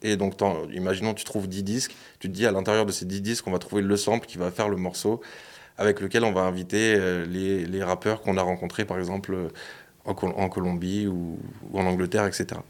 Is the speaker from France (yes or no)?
yes; Lyon, Auvergne-Rhône-Alpes, France; je suis de Lyon